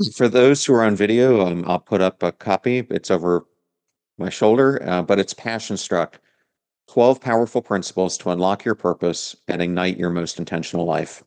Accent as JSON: {"language": "English", "town": "York", "region": "Pennsylvania", "country": "United States", "moved": "yes", "lives_now": "Tampa Bay, United States", "said": "I am from York, right outside of, of Lancaster."}